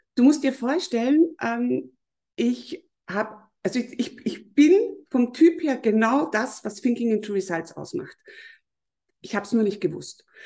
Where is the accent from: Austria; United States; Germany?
Austria; Mostviertel, Lower Austria; ich komme aus Österreich, ich komme aus dem Mostviertel, das ist in Niederösterreich. Mhm. Ich bin hier auf einem Bauernhof aufgewachsen